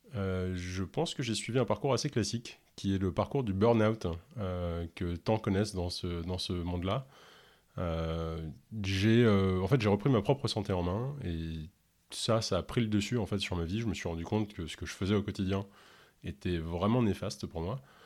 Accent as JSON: {"language": "French", "region": "Ontario", "country": "Canada", "first_language": "English", "second_language": "French", "said": "je suis originaire de l'Ontario, où on parle majoritairement anglais, et du coup, bah, je suis euh, complètement bilingue, hein, et même l'anglais est ma première langue"}